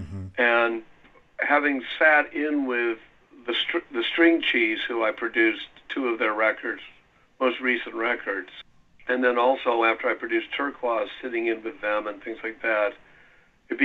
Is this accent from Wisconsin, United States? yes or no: yes; Milwaukee, Wisconsin, United States; moved away; also born or lived in New York; I grew up in Wisconsin, and my wife and I are both from Milwaukee